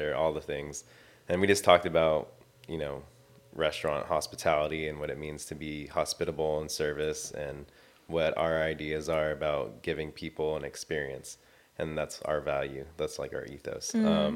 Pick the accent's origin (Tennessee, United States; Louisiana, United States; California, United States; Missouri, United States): California, United States; Long Beach; I'm from Long Beach, California. I've been living here my whole entire life.